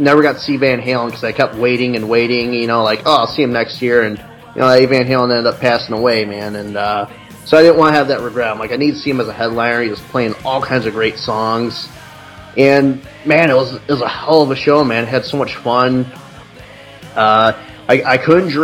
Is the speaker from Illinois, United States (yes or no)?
yes; Chicago, Illinois, United States; now in Goshen, United States; I'm originally from Chicago, but I mean, I lived in the suburbs.